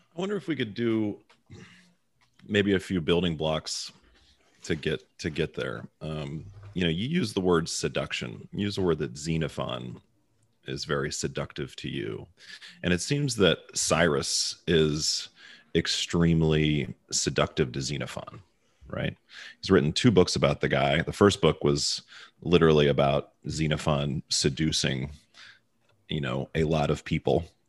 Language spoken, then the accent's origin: English; Baltimore, Maryland, United States; accent: Baltimore; now in Dallas, United States; my Baltimore accent